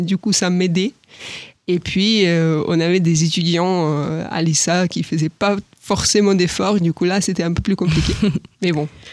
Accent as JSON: {"language": "French", "country": "Ukraine", "second_language": "French", "moved": "as an adult", "lives_now": "France", "said": "je suis ukrainienne"}